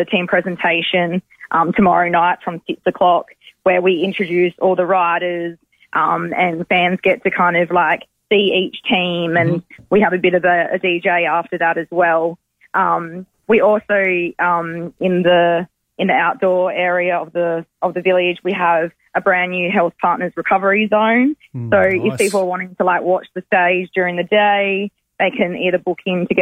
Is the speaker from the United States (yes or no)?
no; Adelaide, South Australia, Australia; my hometown